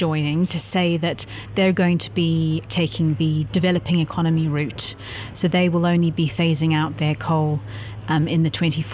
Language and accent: English; South Africa; my home country, South Africa